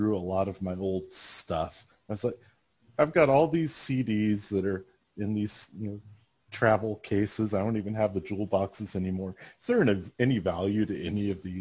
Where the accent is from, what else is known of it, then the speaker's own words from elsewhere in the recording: Huntsville, Alabama, United States; I grew up in Huntsville, not terribly far from Knoxville.